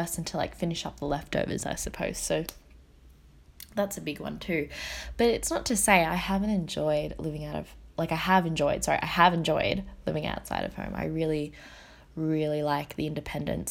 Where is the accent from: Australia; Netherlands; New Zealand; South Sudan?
Australia; growing up in Australia as a Vietnamese, like an Asian Australian